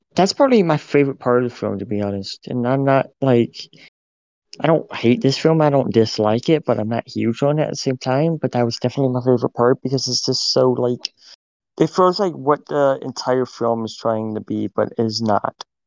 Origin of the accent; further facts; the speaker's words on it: United States; we're American and not French